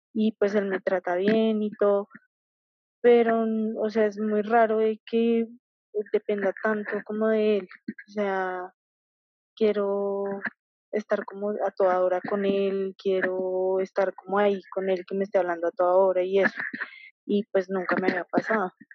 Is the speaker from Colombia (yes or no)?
yes; Colombia; yo soy de Colombia